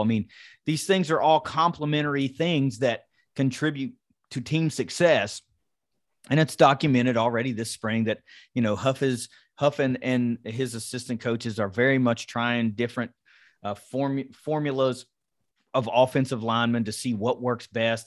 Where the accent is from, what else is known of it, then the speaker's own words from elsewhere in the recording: Kanawha County, West Virginia, United States; I'm a West Virginia guy. I grew up in Kanawha County